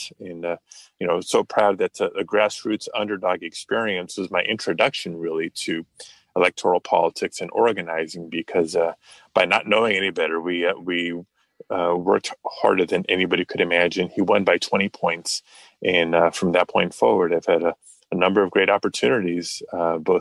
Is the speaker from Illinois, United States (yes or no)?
no; Los Angeles, California, United States; when I was growing up in Pacoima, California, northeast end of the San Fernando Valley, part of Los Angeles